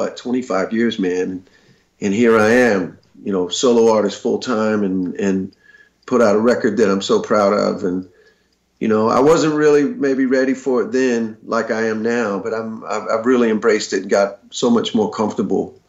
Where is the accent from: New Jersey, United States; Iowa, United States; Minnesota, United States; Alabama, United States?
Alabama, United States; also born or lived in Birmingham, Alabama; I grew up in Alabama, and I had moved to Birmingham in the mid 80s